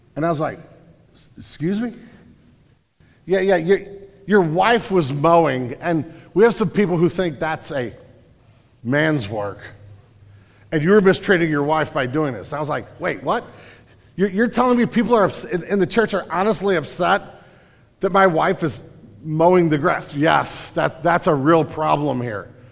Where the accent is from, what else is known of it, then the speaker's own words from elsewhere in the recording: St. Louis, Missouri, United States; also born or lived in California, Missouri; I grew up in St. Louis